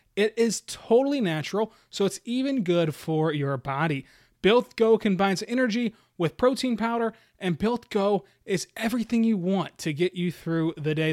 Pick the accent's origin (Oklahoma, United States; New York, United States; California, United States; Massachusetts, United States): Oklahoma, United States; my home state